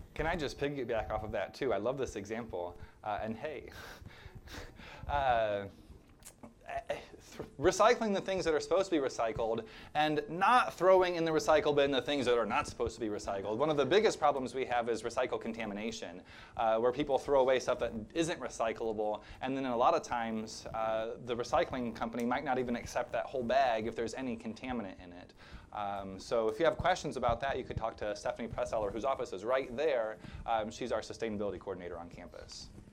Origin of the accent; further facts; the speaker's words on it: rural Illinois, United States; moved away; my hometown in rural Illinois